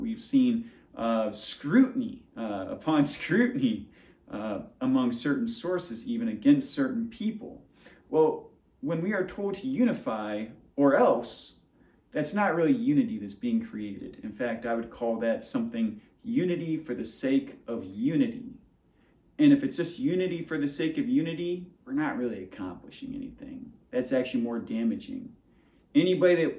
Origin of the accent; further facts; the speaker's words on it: United States; as American people